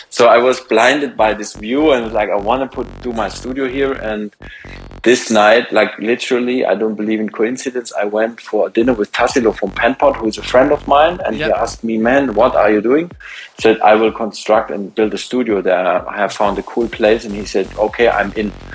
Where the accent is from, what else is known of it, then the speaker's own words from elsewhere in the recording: around Stuttgart, Baden-Württemberg, Germany; moved away; also born or lived in Munich; I was raised in a around Stuttgart in a very small town